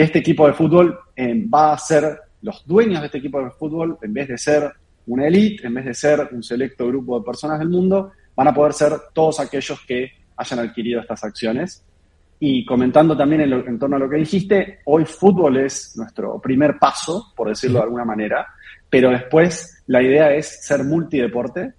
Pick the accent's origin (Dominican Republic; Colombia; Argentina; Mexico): Argentina; parte de los founders somos argentinos